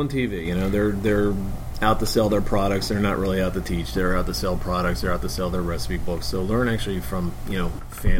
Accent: Philadelphia, Pennsylvania, United States; moved away; I'm from Philly.

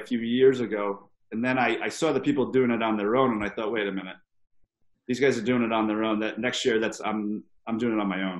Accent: Hawaii, United States; But I said, hey, I'm from Big Island. There's no 50-mile races.

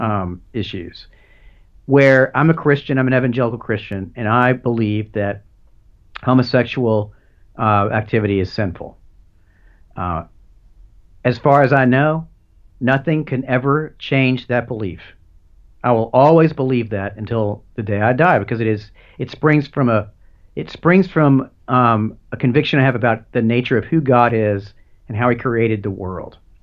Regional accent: United States; as an American, uh, you know, I'm a proud American

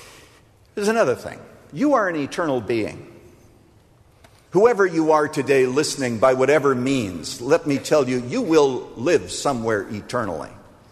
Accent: Iowa, United States; We used to do them all the time when we were growing up in Iowa.

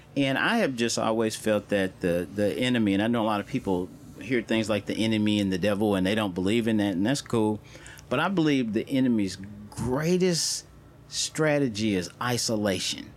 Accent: St. Louis, Missouri, United States; growing up in St. Louis

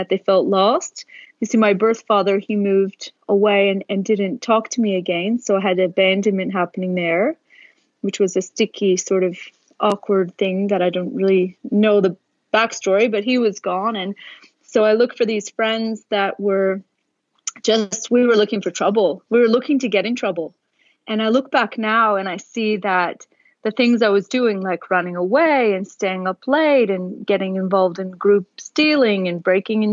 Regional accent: Oakville, Ontario, Canada; born or raised there; also born or lived in Toronto; now in Australia

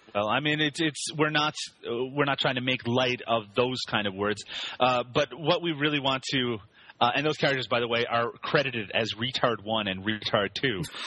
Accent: Canada; I am Canadian

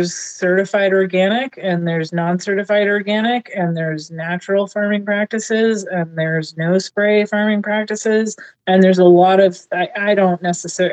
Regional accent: Seattle, Washington, United States; I grew up in Seattle

